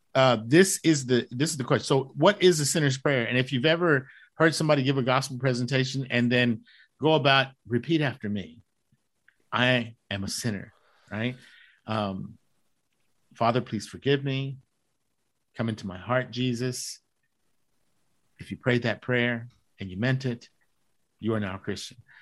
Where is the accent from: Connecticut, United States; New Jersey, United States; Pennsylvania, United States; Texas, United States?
Texas, United States; Dallas; I'm from Dallas